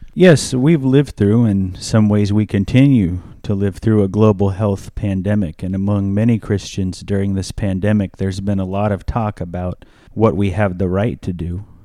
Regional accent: United States; As an American

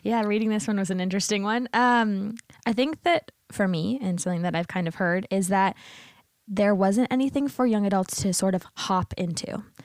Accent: Windsor, Ontario, Canada; moved away as an adult; now in St. Catharines, Canada; currently, my parents live in Windsor, Ontario

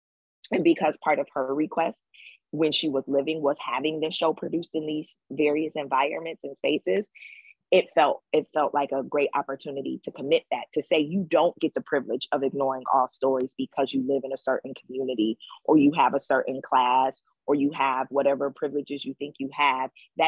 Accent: Detroit, Michigan, United States; All those women come from Alabama. Though I am born and raised in Detroit.

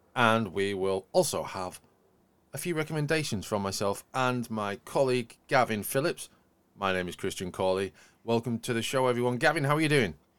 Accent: Yorkshire and the Humber, United Kingdom; accent: Yorkshire; my accent's got a lot broader since I say the word Yorkshire.

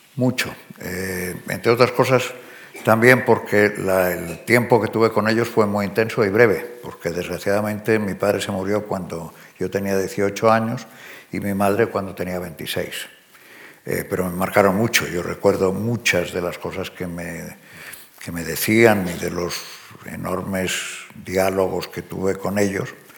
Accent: Spain; moved away as an adult; also born or lived in United States; Yo eh, soy español, aunque no viva en España.

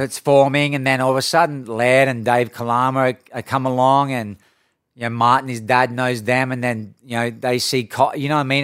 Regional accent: Coffs Harbour, New South Wales, Australia; moved away; when I grew up in Australia

